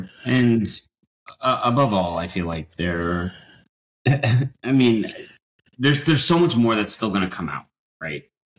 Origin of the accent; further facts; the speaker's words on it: Dallas, Texas, United States; So I grew up in Dallas with American Airlines.